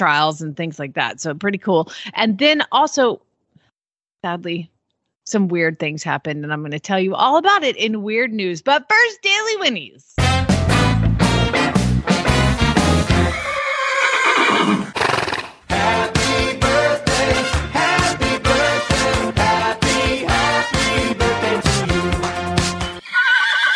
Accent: Atlanta, Georgia, United States; I grew up in Atlanta

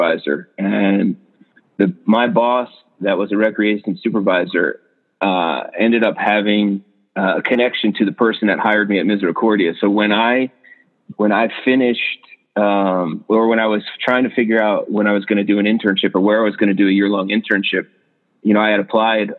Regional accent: Bethlehem, Pennsylvania, United States; moved away as an adult; now in Georgia, United States; I grew up in Bethlehem, Pennsylvania, so not far from Center Valley at all

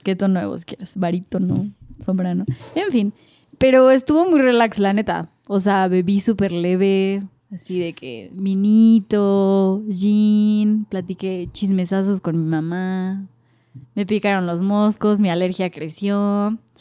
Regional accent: Mexico City, Mexico; also born or lived in Cocoyoc, Morelos; Nací en la sede MEX pero pues soy mitad provincia

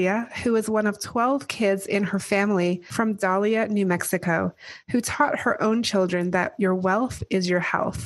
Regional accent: England, United Kingdom; I grew up in England with you

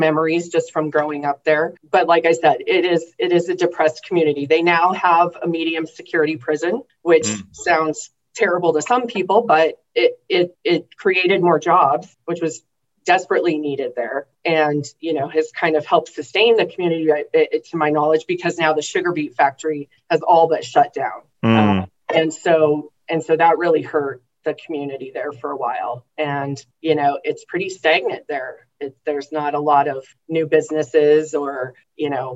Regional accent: Torrington, Wyoming, United States; moved away as an adult; also born or lived in Seattle, Washington / Lusk, Wyoming; now in Jackson, United States; I originally come from Torrington, Wyoming, which is a small town on the eastern side, southeastern side of the state.

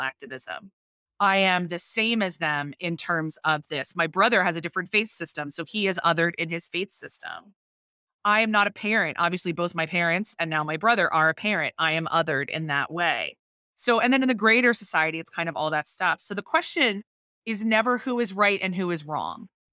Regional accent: Northeast, United States; I am very American. I was raised in the Northeast

